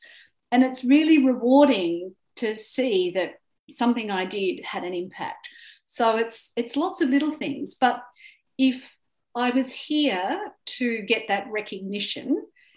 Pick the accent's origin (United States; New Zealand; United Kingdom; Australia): Australia; I'm an Australian, I speak English, I'm white